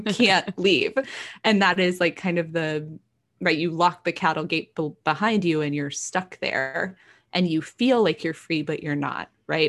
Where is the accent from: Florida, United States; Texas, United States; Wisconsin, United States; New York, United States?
Texas, United States; growing up, I grew up in Texas.